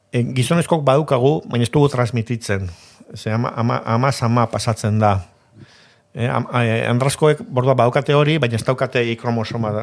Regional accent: Basque Country, Spain; also born or lived in San Sebastián; euskalduna naiz, eta arro nago

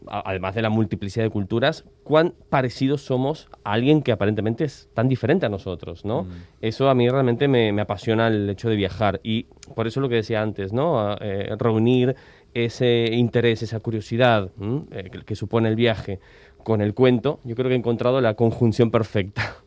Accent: Argentina; moved away as an adult; now in Barcelona, Spain; nací en Argentina, llevo ya más de 16, 17 años en Barcelona

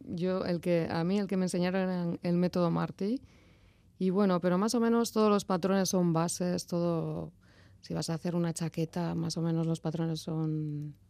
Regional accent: Arrasate, Basque Country, Spain; Soy nacida en Arrasate y residente en Arrasate también.

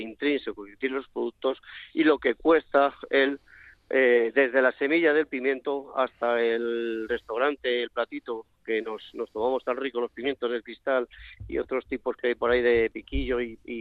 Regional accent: Carbonero el Mayor, Castile and León, Spain; now in Madrid, Spain; Mi pueblo es un pueblo que se llama Carbonero el Mayor, en la provincia de Segovia.

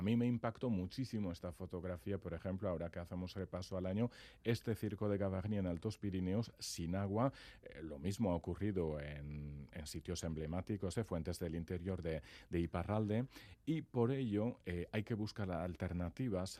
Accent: Labourd, Nouvelle-Aquitaine, France; yo soy de Lapurdi

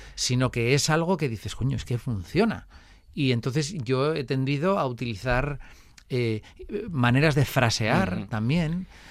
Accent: Vitoria, Basque Country, Spain; yo soy de Vitoria y en Vitoria no es que haya mucho flamenco

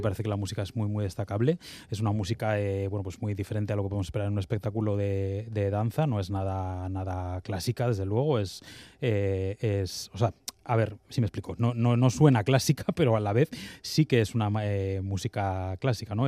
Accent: Bilbao, Basque Country, Spain; como bilbaíno

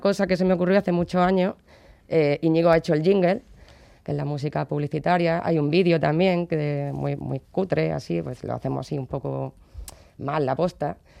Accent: Córdoba, Andalusia, Spain; now in Bilbao, Spain; yo soy de Córdoba y eso, allí hay una tradición que es la Cruz de Mayo

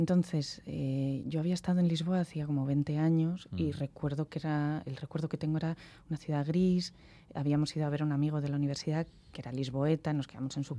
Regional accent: Santander, Cantabria, Spain; yo soy de Santander

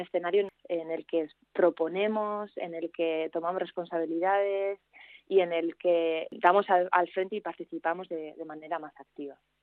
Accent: Navarre, Spain; also born or lived in Belgium / Germany / Madrid / Australia; now in Bilbao, Spain; una navarra que vive en Bilbo

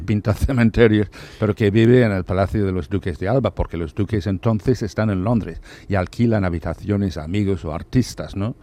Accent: Ireland; moved away; yo soy irlandés

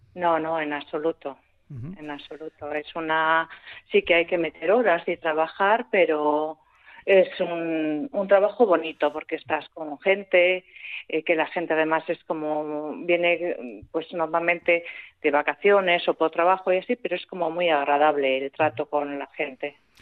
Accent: Ariñez, Basque Country, Spain; la mayoría somos de Ariñez o hijos de gente de Ariñez

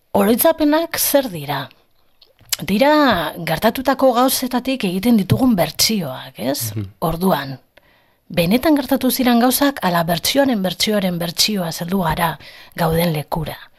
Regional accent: Bilbao, Basque Country, Spain; ni bizi naiz, hasi naiz eta jaio nintzen eremu erdaldun batean. E, deustu barra naiz

